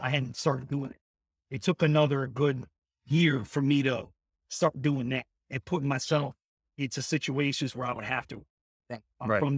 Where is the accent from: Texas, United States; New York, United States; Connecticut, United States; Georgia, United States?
Connecticut, United States; Hartford; also born or lived in Manchester, Connecticut; Growing up in Hartford and West Hartford, we used to do the block parties